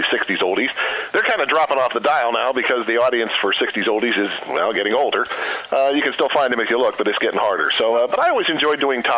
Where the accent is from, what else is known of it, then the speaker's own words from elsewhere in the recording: Pittsburgh, Pennsylvania, United States; moved away as an adult; also born or lived in Arizona / Tucson; Pittsburgh is my hometown. I spent half my career here, and it's a pretty city and a friendly city, and it's where I was born.